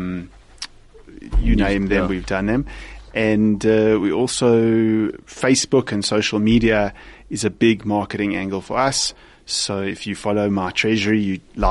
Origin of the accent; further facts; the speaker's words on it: South Africa; also born or lived in London; I'm obviously South African.